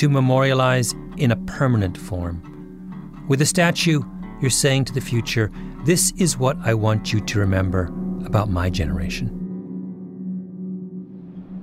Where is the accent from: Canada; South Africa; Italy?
Canada; moved away as an adult; now in United States; I'm Canadian.